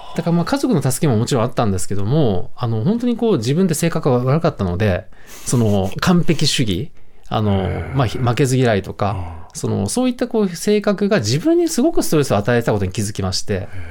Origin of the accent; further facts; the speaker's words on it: Kyushu, Japan; 九州育った